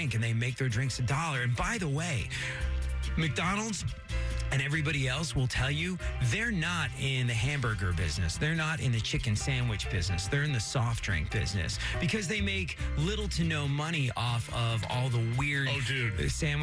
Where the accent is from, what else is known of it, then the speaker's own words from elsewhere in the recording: England, United Kingdom; moved away; growing up in England